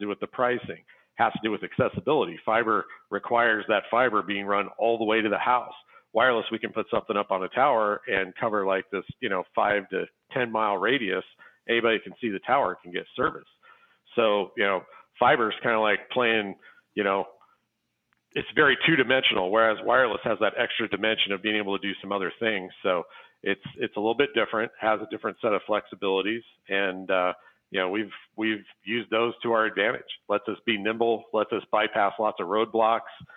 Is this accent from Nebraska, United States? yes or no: yes; Scottsbluff, Nebraska, United States; my hometown, Scottsbluff and Gearing, Nebraska